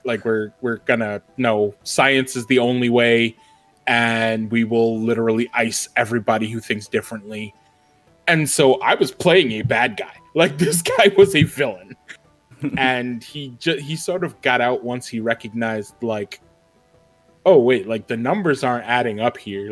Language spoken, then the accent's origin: English; New York, United States; I'm a New Yorker